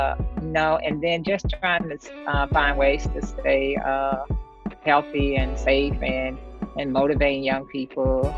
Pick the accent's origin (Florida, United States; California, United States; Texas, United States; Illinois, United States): Illinois, United States; East St. Louis; my hometown of East St. Louis